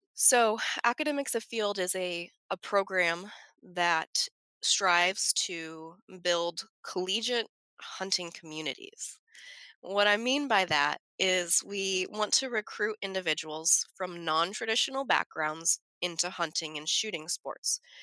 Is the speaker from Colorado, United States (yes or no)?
yes; Front Range, suburb of Denver, Colorado, United States; moved away; I grew up in Colorado, I grew up on the Front Range